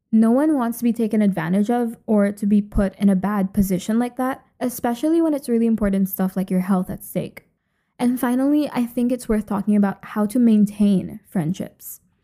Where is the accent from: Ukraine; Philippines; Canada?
Philippines; moved away as an adult; also born or lived in Ithaca, New York, United States / Lisbon, Portugal; now in Edinburgh, United Kingdom; I grew up in the Philippines and literally lived there until very recently.